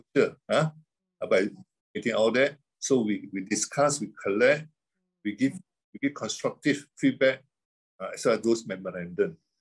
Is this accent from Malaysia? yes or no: yes; Terengganu, Malaysia; also born or lived in Canada; That's where I'm come from, my hometown.